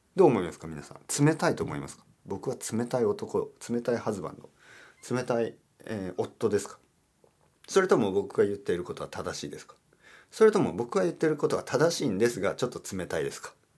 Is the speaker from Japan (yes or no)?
no; Spain; スペイン人としては